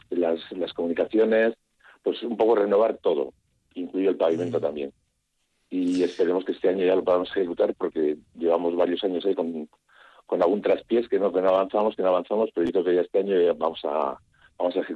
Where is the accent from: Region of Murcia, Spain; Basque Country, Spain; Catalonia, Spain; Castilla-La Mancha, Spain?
Basque Country, Spain; Archua; yo soy de Anchúa, ¿eh? pero bueno, de la Junta de Luna, sí.